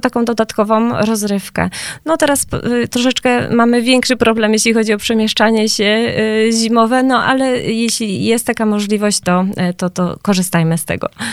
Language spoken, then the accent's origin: Polish; Gliwice, Silesian Voivodeship, Poland; jestem z Gliwic